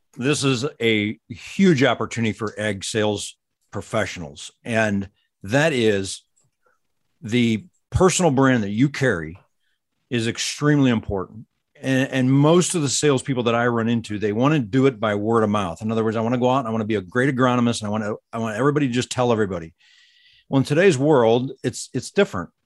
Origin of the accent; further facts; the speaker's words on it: St. Louis, Missouri, United States; I grew up in the Saint Louis suburbs